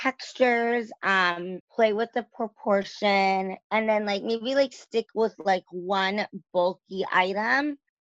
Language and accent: English; Los Angeles, California, United States; also born or lived in New York; raised in LA.